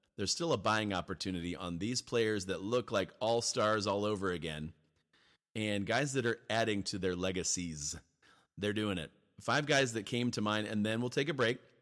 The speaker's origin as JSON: {"language": "English", "region": "Ohio", "country": "United States", "tie": "born or raised there", "said": "growing up in Ohio"}